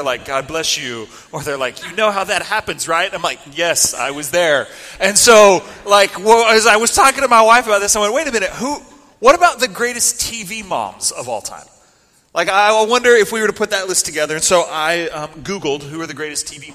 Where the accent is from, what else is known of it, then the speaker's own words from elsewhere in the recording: the panhandle of Texas, United States; moved away as an adult; now in Oregon, United States; I grew up, born and raised in the panhandle of Texas